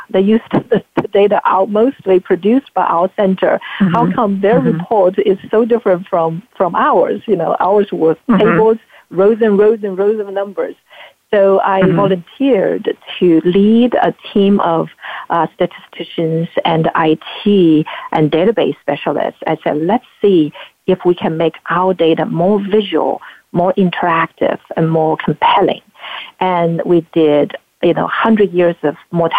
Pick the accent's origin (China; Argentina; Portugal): China; Anhui; moved away as an adult; also born or lived in Beijing, China; now in United States; I actually was born and raised in China, in the southeast portion of China called Anhui Province